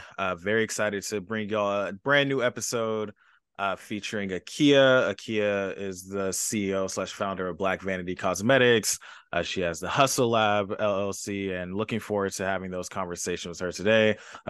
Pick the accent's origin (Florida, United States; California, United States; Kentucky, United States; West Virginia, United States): California, United States; Los Angeles; I'm from Los Angeles, California, so definitely the opposite of a smaller city.